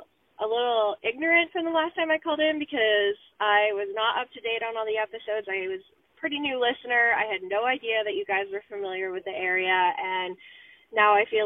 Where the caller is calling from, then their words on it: London, Ontario, Canada; I'm calling from London, Ontario.